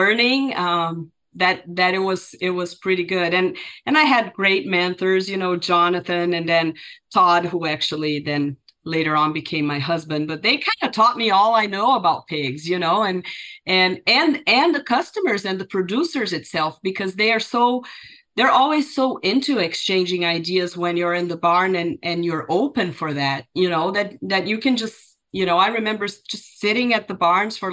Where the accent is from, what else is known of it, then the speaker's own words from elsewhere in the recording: Brazil; moved away as an adult; now in United States; Brazilian, right? Born and raised in Brazil.